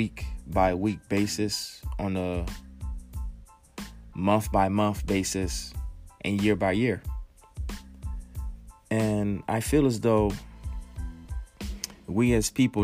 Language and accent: English; New Jersey, United States; my home state of New Jersey